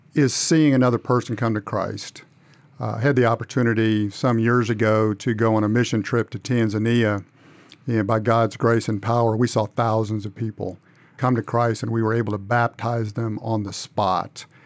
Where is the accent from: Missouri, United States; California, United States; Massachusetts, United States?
Missouri, United States; moved away as an adult; also born or lived in Upper Michigan / Fort Smith, Arkansas; now in Cordova, United States; I grew up in Missouri